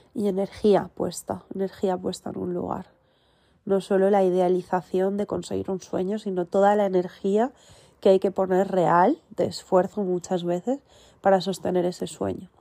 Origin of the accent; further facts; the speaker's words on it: Valencian Community, Spain; el centro Bambambole, donde yo nací, que está aquí en Giria, Valencia, España